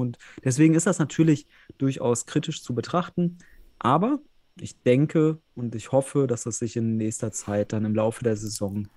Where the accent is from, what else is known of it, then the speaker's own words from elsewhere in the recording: the West, western Germany, Germany; Ich komme ja hier aus dem Westen, aus der Ecke